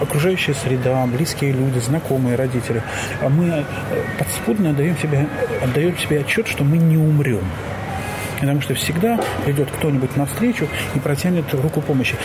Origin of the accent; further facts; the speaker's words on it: Belarus; moved away as an adult; now in Germany; в той стране, в которой я родился и жил, а я белорус